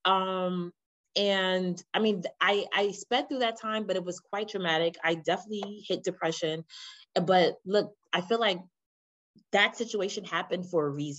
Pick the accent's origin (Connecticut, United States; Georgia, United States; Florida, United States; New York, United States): New York, United States; New York City; I'm from the Bronx in New York